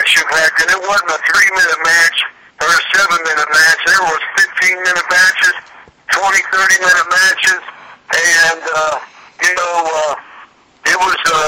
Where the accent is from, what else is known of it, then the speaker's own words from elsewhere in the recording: Chillicothe, Ohio, United States; my hometown, the Chillicothe